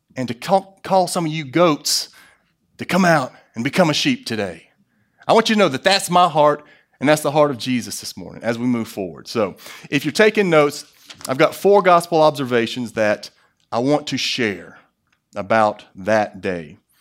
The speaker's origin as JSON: {"language": "English", "country": "United States", "said": "as an American"}